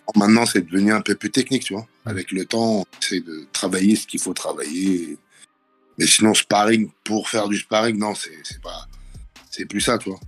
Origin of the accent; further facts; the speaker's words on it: Draveil, Île-de-France, France; viens du 91 à Draveil. J'ai grandi dans une cité qui s'appelle les Bergeries, euh, dans l'Essonne.